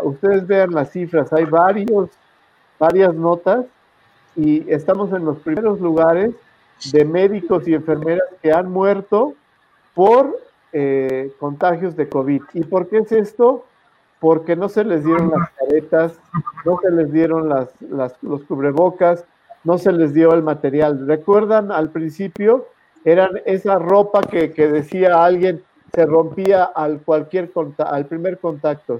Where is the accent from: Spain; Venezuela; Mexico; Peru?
Mexico; como contribuyente, como mexicano